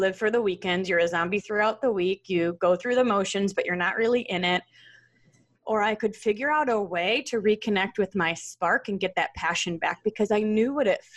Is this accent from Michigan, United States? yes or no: yes; Troy, Michigan, United States; I grew up in the Detroit area in Troy, Michigan